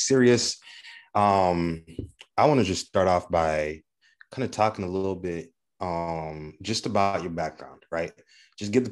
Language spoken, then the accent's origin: English; Lower Peninsula of Michigan, United States; I'm from the Lower Peninsula